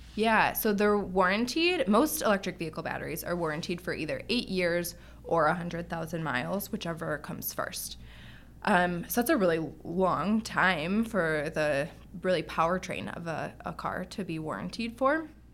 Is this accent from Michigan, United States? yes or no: yes; Detroit, Michigan, United States; I grew up in Detroit